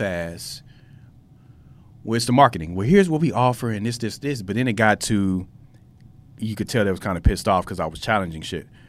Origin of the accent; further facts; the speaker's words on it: United States; as the American people